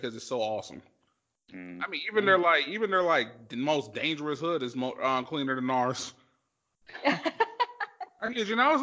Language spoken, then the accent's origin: English; Independence, Missouri, United States; I'm from the Independence part of the Kansas City metro area